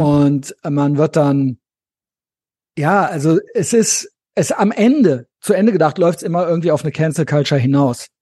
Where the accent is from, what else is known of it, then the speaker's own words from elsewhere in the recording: West Germany, Germany; Ich bin auch in Westdeutschland aufgewachsen